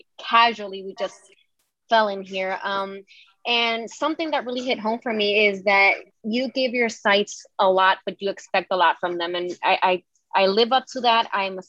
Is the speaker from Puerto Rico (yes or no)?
yes; Ponce, Puerto Rico; I'm from Puerto Rico, Ponce, Puerto Rico.